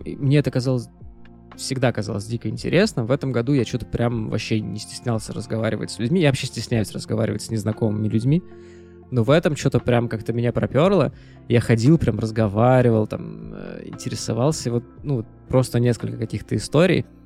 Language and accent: Russian; Saint Petersburg, Russia; мы оба родились, э, в Санкт-Петербурге